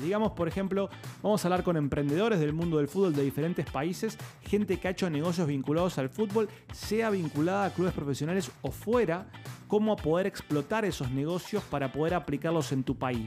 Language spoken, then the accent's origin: Spanish; Argentina; yo soy argentino, cuando yo era chico